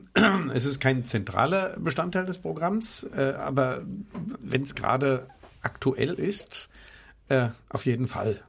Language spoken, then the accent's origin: German; Germany; für mich als Deutscher